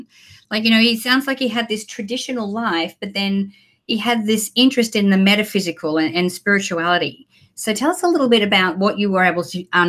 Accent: Australia; Now, I'm Australian

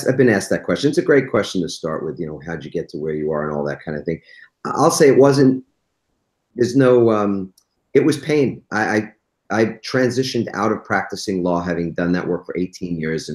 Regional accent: East Coast, United States; I grew up on the East Coast

